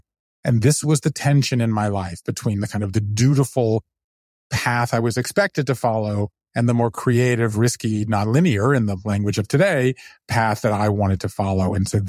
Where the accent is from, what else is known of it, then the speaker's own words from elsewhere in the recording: Southern US, United States; But yet I grew up Jewish in the South. And so therefore I grew up apart from that.